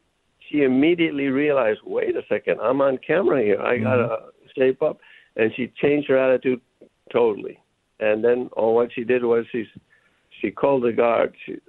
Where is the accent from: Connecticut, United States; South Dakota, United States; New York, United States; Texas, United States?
Connecticut, United States; New Haven; For the record, I'm a Connecticut boy. I was born in New Haven, Connecticut, in Yale Hospital.